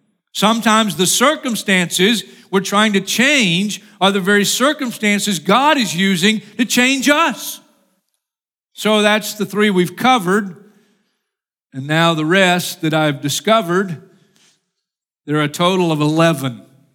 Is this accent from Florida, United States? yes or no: yes; Florida, United States; I'm from Florida, and I'm in stupid cold